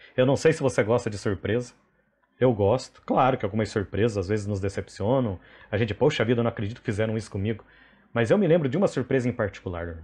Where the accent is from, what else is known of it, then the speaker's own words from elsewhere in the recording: Paraná, Brazil; now in Rondônia, Brazil; como bom paranaense